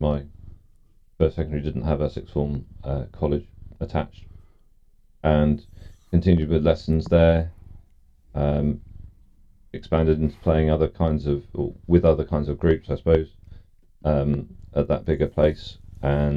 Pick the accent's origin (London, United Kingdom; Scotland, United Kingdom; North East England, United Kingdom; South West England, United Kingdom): South West England, United Kingdom; Cornwall; that's where I was brought up.